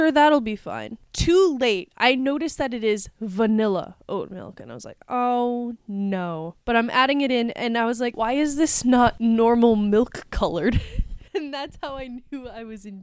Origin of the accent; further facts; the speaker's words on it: Wisconsin, United States; I'm from Wisconsin.